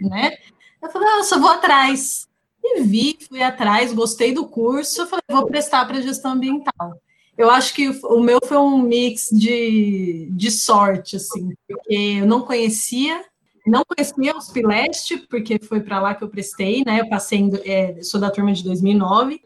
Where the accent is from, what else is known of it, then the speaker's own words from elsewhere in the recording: São Paulo, Brazil; cresci minha vida inteira aqui